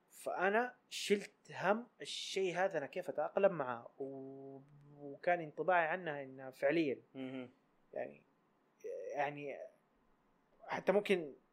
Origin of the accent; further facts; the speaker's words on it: Taif, Makkah Province, Saudi Arabia; moved away as an adult; also born or lived in Mecca / Jeddah / Riyadh; now in Sakaka, Saudi Arabia; انا اتولدت في مدينه كبيره اللي هي اتولدت في الطائف اي تمام اي وب... واساسا انا من اهل مكه تمام ودراستي كانت بجده تمام وجزء من دراستي كان في الرياض